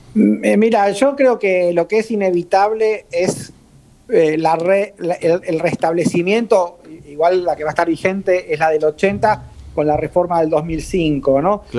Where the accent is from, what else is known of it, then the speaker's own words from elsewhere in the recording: Argentina; yo soy argentino